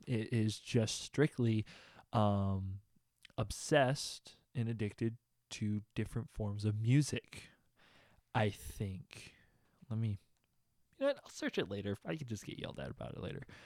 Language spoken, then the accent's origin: English; Austin, Texas, United States; I'm from Austin